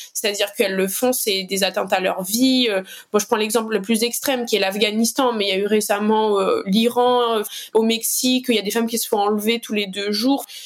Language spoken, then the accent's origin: French; Saint-Benoît, Réunion; also born or lived in Saint-Denis, Réunion; je suis originaire de l'Est de l'île, plus précisément de Saint-Benoît